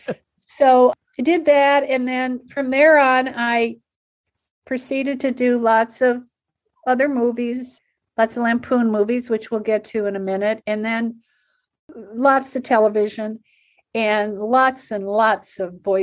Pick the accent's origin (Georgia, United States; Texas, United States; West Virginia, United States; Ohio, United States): Ohio, United States; Cleveland; moved away as an adult; also born or lived in Chicago; I grew up in Cleveland.